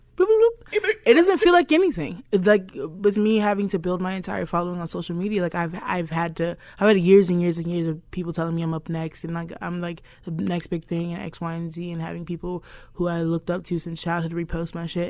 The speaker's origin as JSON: {"language": "English", "region": "Alabama", "country": "United States", "tie": "born or raised there", "said": "growing up in Alabama"}